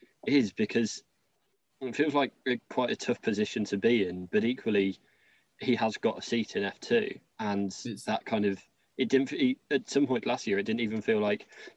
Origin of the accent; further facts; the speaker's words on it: Coventry, West Midlands, United Kingdom; I'm from Coventry, and that's in the middle